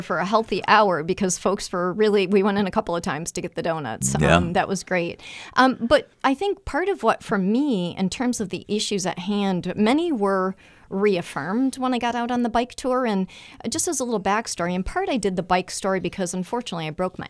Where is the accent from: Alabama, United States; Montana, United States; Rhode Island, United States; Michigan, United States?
Michigan, United States; also born or lived in Toledo, Ohio; I the joke in my family is I was born a Buckeye, but I was raised a Wolverine.